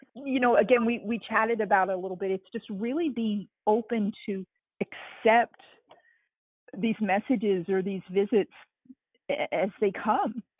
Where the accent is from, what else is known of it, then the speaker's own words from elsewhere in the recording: East Coast, United States; moved away as an adult; also born or lived in Arizona; now in Kentucky, United States; growing up on the East Coast